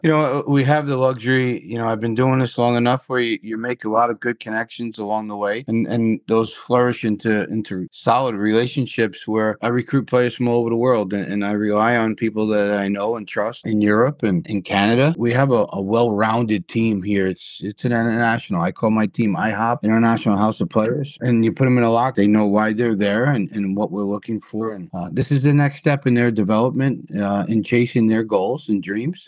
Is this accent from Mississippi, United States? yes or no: no; New York, United States; also born or lived in Florida / Carolina; now in Wisconsin Rapids, United States; I'm a New Yorker at heart. That's where I was born and raised